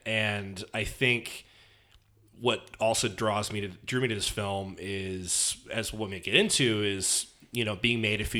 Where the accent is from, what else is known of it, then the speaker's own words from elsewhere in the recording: San Francisco, California, United States; I grew up in San Francisco.